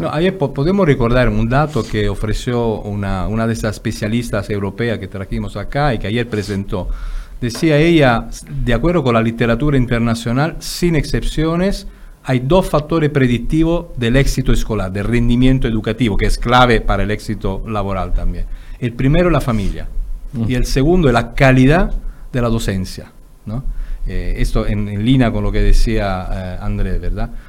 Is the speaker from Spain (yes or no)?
no; Italy; moved away; yo que soy italiano, digo, vengo de un país donde siempre estamos quejándonos de lo malo que somos